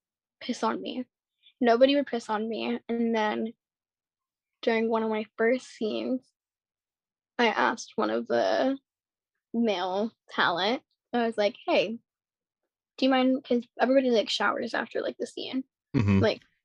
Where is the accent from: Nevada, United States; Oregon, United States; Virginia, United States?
Nevada, United States; Las Vegas; moved away as an adult; now in California, United States; I grew up in Vegas, but I just recently moved to Cali